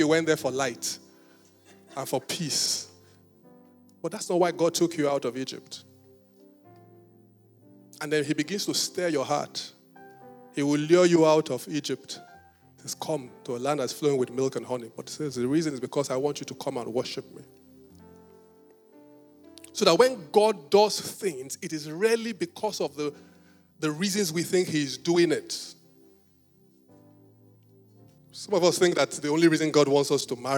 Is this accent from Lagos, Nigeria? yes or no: no; Benin City, Edo, Nigeria; I was born in Benin City